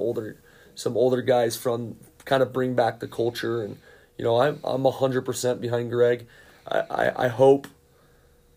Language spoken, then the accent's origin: English; United States; I am an American-born soccer coach